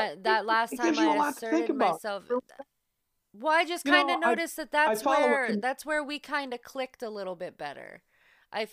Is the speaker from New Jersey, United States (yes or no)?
no; Northwestern Pennsylvania, United States; I'm from Northwestern Pennsylvania